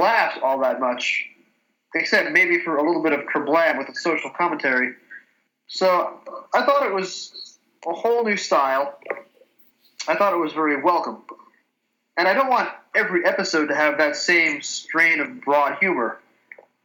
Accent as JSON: {"language": "English", "country": "United States", "said": "as an American who'd never heard of those people at age 11, 12, 16"}